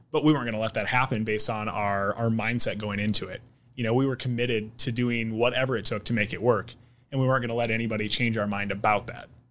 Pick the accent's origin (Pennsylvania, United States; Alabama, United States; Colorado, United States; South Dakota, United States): South Dakota, United States; now in Omaha, United States; where I grew up in South Dakota